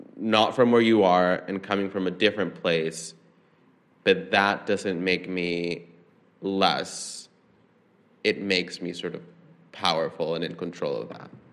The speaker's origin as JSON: {"language": "English", "region": "San Salvador", "country": "El Salvador", "tie": "born or raised there", "moved": "as an adult", "lives_now": "New York City, United States", "said": "I grew up in San Salvador"}